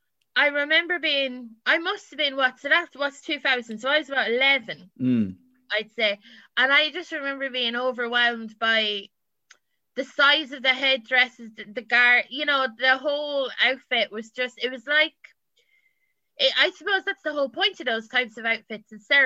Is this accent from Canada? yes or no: no; England, United Kingdom; accent: English; Because I'm originally English, like, my accent is English before, and got changed that pretty quick.